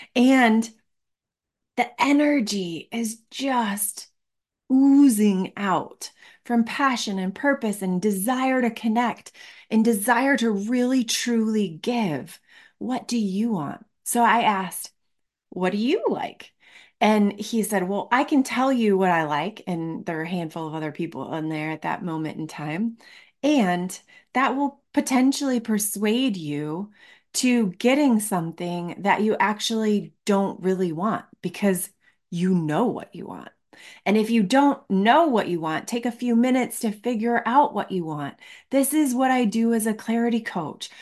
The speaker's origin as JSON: {"language": "English", "region": "Michigan", "country": "United States", "tie": "born or raised there", "moved": "yes", "lives_now": "Colorado, United States", "said": "I live in Colorado. I grew up in Michigan"}